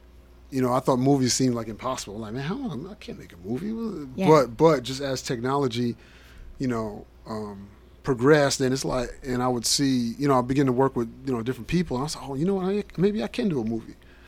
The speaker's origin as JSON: {"language": "English", "town": "Union", "region": "New Jersey", "country": "United States", "tie": "born or raised there", "moved": "as an adult", "lives_now": "Murfreesboro, United States", "said": "I come from New Jersey. Born and raised in New Jersey. Parsippany? No. Union, New Jersey, right outside of Newark."}